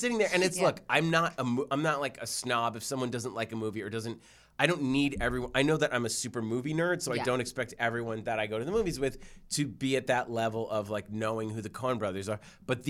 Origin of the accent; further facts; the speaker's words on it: Newton, Massachusetts, United States; I grew up in Newton in Jewish houses